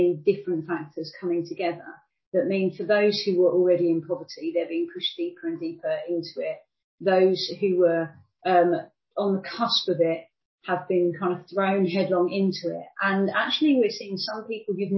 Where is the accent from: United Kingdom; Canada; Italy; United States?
United Kingdom; I grew up in relative poverty in the UK myself